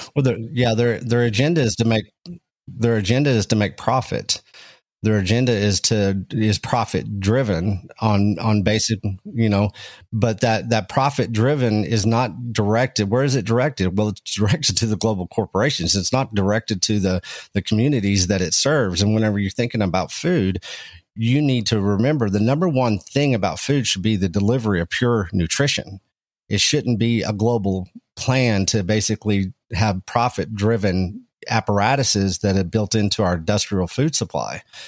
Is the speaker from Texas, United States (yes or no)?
yes; Texas Panhandle, United States; I come from small town Texas, uh, up in the Texas Panhandle. I was raised around agricultural and ranching